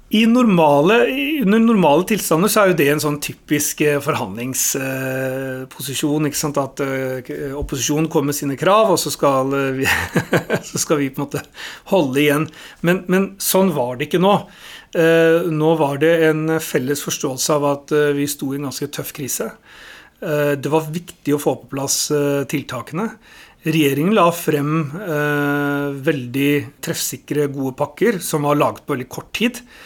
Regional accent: Oslo, Norway; jeg er jo født og oppvokst i Oslo, så jeg er ordentlig Oslo-gutt

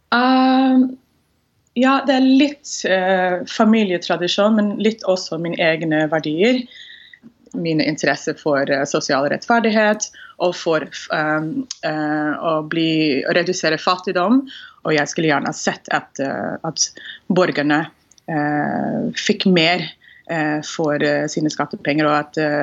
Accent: Houston, Texas, United States; Norwegian is a second language; now in Norway; Jeg er født og oppvokst i Houston, Texas, og har bodd i Norge siden eh, slutten av 90-tallet

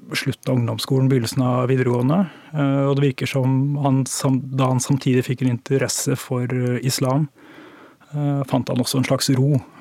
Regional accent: Tønsberg, Vestfold, Norway; moved away; Jeg kom fra Tønsberg

